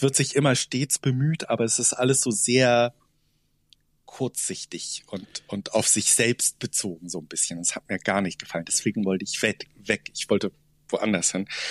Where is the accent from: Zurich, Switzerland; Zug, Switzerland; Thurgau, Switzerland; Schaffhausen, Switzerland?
Zug, Switzerland; in meiner Heimatstadt, in Zug ist das in der Schweiz